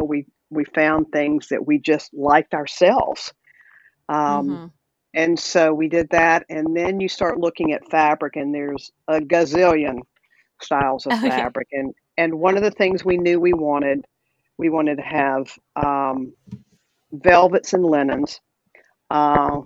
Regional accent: the South, United States; accent: Southern; you can tell I'm a Southerner probably by my accent

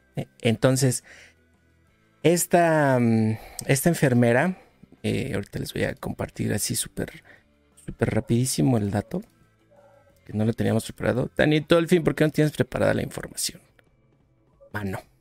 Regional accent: Mexico

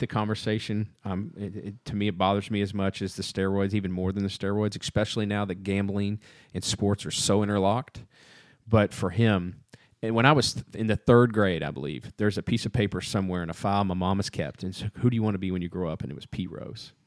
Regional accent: Southern Indiana, United States; also born or lived in Texas; I'm from Southern Indiana

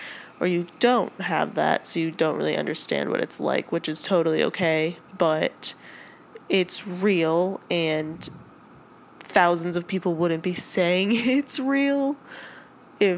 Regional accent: Minnesota, United States; we're all from Minnesota.

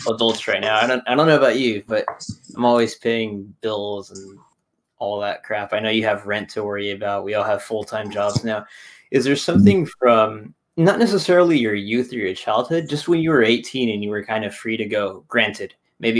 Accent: Michoacán, Mexico; I'm from Michoacan

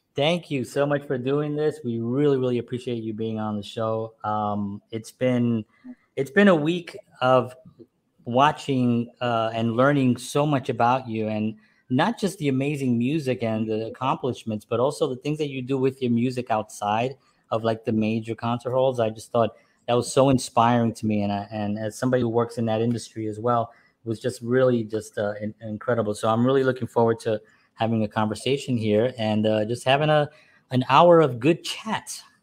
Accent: New York City, New York, United States; I grew up in a Spanish family. I'm from New York. I'm from the Bronx

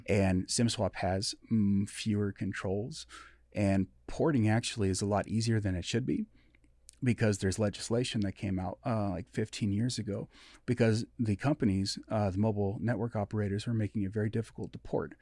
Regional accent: Everett, Washington, United States; born or raised there; also born or lived in Midwest

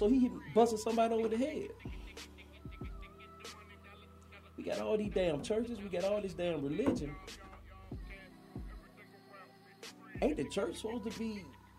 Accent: Athens, Georgia, United States; I'm from Athens, born and raised.

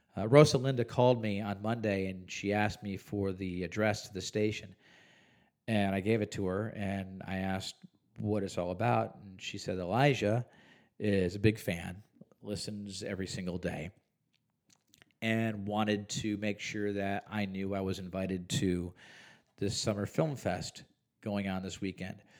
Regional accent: Huntley, Illinois, United States; now in Visalia, United States; two or three hours outside of Chicago, well beyond even what you would consider the suburbs of Chicago. In McHenry County, in the village of Huntley

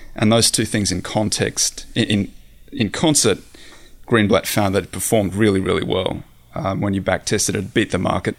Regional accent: Australia; moved away as an adult; also born or lived in San Francisco; I'm Australian, I grew up in the Australian outback

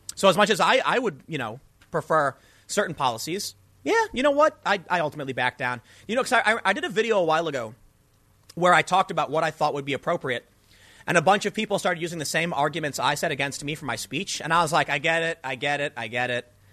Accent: Chicago, Illinois, United States; I'm from the South Side, man. I've seen the gang, the gang violence and the crime

